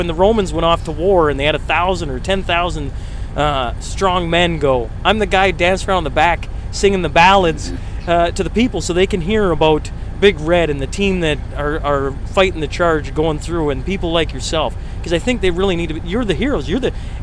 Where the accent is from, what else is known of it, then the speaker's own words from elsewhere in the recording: Lloydminster, Canada; also born or lived in Alberta; My hometown of Lloyd